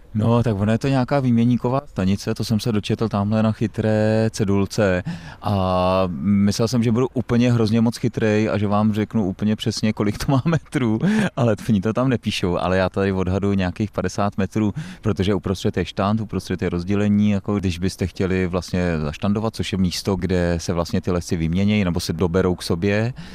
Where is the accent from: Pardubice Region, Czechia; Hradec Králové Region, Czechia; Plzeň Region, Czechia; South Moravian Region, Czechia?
Plzeň Region, Czechia; Plzeň; já jsem z Plzně